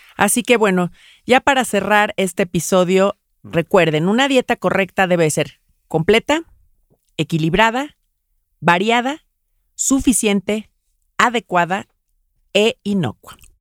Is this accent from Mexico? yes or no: yes; Mexico; yo soy mexicana